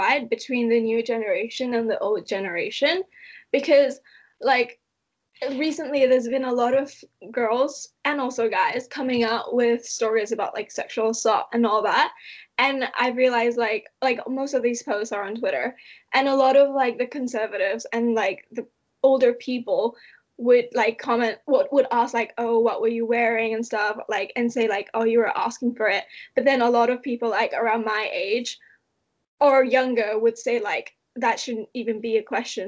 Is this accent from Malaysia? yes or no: yes; Malaysia; also born or lived in Austria; now in Leeds, United Kingdom; I grew up in Malaysia for such a long time